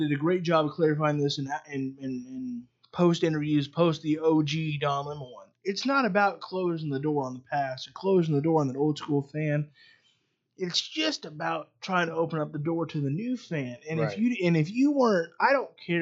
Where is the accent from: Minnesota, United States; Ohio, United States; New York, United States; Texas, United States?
Ohio, United States; being from Ohio like we are because we're from Ohio